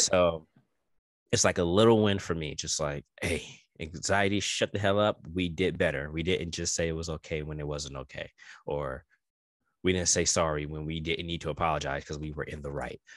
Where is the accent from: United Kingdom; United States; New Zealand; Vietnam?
United States; New York; I am New Yorker all day